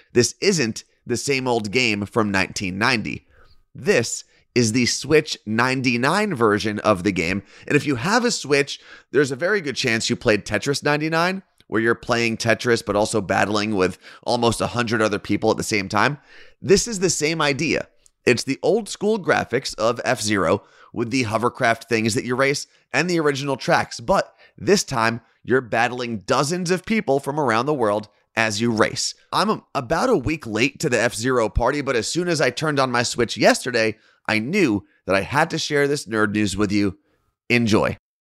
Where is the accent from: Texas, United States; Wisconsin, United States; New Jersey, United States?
New Jersey, United States; my home state of New Jersey